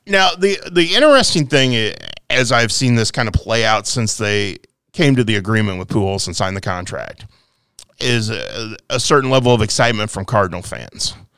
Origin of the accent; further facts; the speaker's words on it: Quincy, Illinois, United States; I grew up here in Quincy